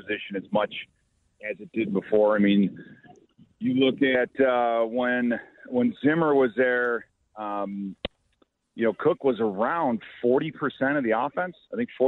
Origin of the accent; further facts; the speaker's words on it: New Lenox, Illinois, United States; also born or lived in Joliet, Illinois; now in Minnesota, United States; I grew up in New Lenox Township, so I didn't grow up in J-Town like Thayer